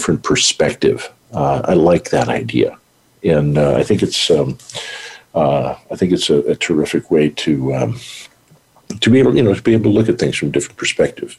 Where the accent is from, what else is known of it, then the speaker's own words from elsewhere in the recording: United States; moved away; also born or lived in North Dakota / Montana; I grew up in North Dakota, Montana.